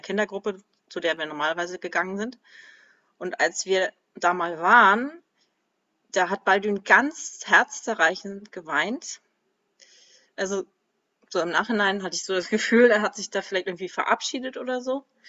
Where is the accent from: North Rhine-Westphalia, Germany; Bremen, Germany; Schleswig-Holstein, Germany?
Schleswig-Holstein, Germany; Kiel; now in Schopfheim, Germany; Ich bin geboren in Kiel im absoluten Norden und jetzt wohne ich im absoluten Süden, in Schopfheim.